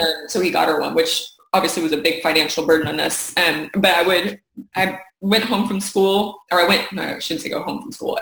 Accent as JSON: {"language": "English", "town": "Keller", "region": "Texas", "country": "United States", "tie": "born or raised there", "also_born_or_lived": "North Richland Hills, Texas", "said": "I started off in North Richland Hills, Texas. I was born there, and then we moved at the age of five to Keller, Texas, which is where I live now"}